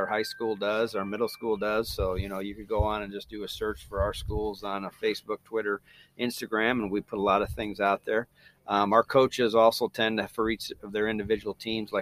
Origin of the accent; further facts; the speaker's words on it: Joliet, Illinois, United States; moved away as an adult; also born or lived in Kirksville, Missouri; now in Fairfield, Iowa, United States; I'm originally from the Joliet, Illinois area